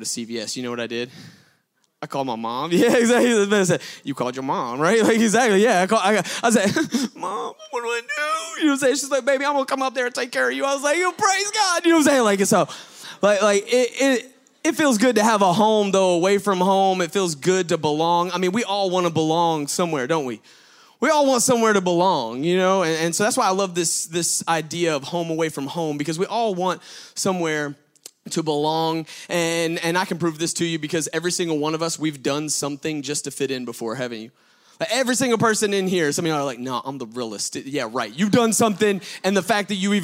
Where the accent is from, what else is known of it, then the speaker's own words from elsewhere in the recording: Gwinnett, Georgia, United States; I'm from Gwinnett